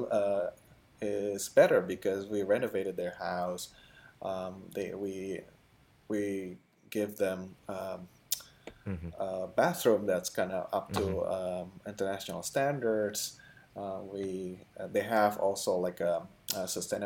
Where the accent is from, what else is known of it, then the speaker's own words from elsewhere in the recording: Indonesia; moved away; I'm from Indonesia